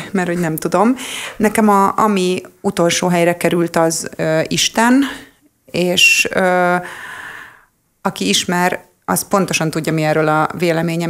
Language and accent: Hungarian; Hungary; magyar vagyok